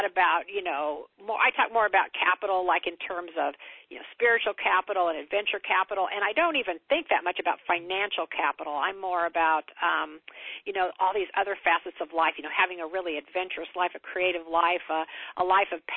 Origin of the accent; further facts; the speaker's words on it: Kansas, United States; I'm from Kansas, small town in Kansas